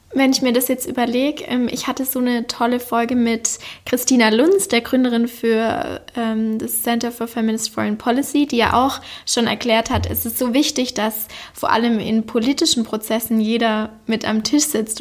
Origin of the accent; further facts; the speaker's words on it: Backnang, Baden-Württemberg, Germany; moved away; in meiner Heimatstadt Backnang aufgenommen. Backnang liegt in der Nähe von Stuttgart und somit im Schworbeländle